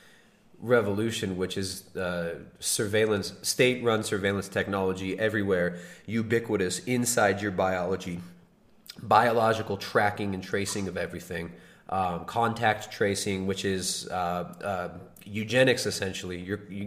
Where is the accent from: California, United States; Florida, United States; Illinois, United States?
California, United States; accent: California; my California retard accent nasally voice